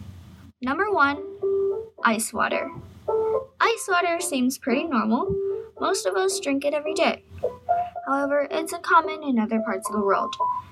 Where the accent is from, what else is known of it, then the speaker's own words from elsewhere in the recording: China; now in United States; I was born in China, a country halfway around the world. Moving to the United States, I've undoubtedly experienced some cultural differences